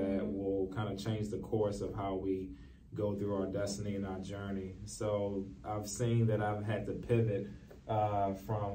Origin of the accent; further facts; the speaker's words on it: Baltimore, Maryland, United States; I grew up in East Baltimore, place that a lot of people call down the hill